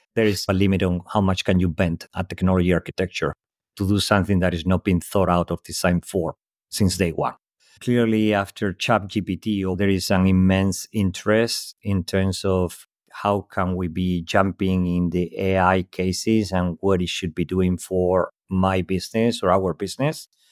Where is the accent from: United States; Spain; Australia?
Spain; English is a second language; moved away; also born or lived in Europe; As you can tell from my accent, clearly not native in English speaker, born in Spain, lived most of my life across Europe.